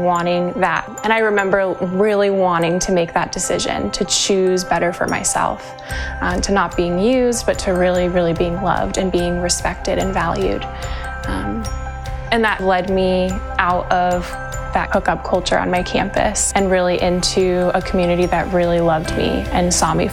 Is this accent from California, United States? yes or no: yes; Huntington Beach, California, United States; also born or lived in Ohio; I'm from Huntington Beach, California